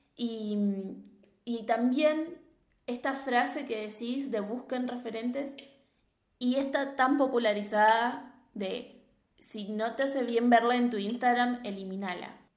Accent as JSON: {"language": "Spanish", "country": "Argentina", "said": "acá sí hay una creencia muy generalizada, por ejemplo en Argentina"}